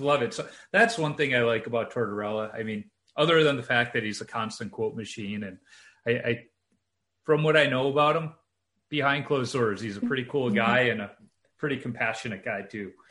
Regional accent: Chicago, Illinois, United States; growing up in Chicago, the park district had a few outdoor rinks

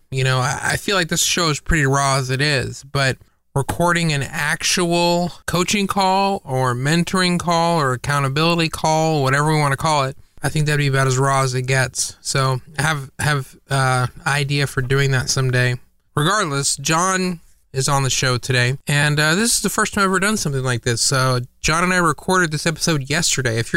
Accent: Canada; I was going to say, except for the fact that he's Canadian, but I'm also Canadian, or at least part Canadian, so that too.

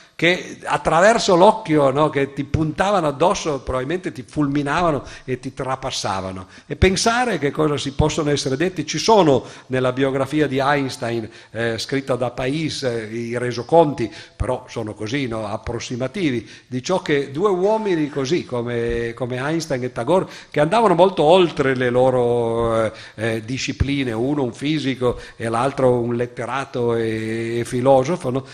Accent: Cuneo, Piedmont, Italy; nella città dove sono nato io, a Cuneo

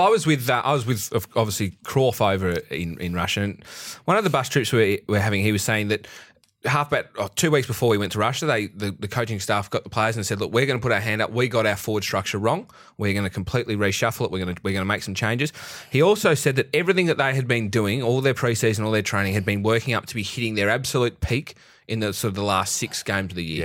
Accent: Australia; we're Australian

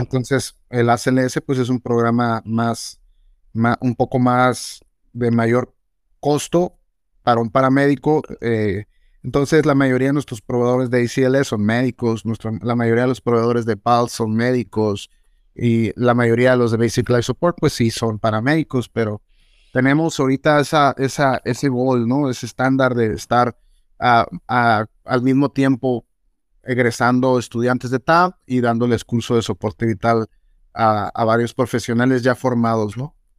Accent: Mexico; soy mexicano

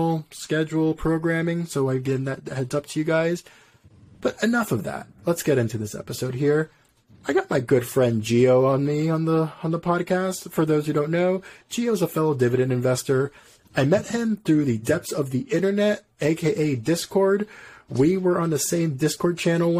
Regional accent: Puerto Rico; I'm from Puerto Rico. I know what real beaches are.

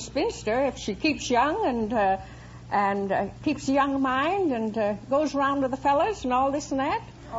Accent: Minneapolis, Minnesota, United States; Minneapolis, Minnesota.

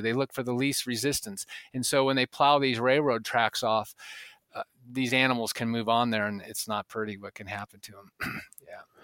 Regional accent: the West, United States; growing up in the West

